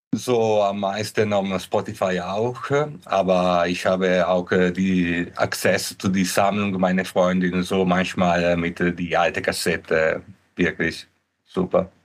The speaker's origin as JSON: {"language": "German", "country": "Italy", "second_language": "German", "moved": "yes", "said": "ich bin ursprünglich aus Italien."}